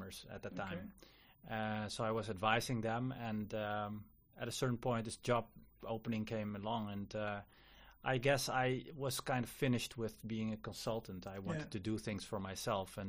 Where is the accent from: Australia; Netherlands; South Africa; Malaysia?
Netherlands; also born or lived in Suriname / Munich, Germany; I was born in Suriname in South America, and I lived there for 2 years. And then my parents immigrated to the Netherlands, and I've been here ever since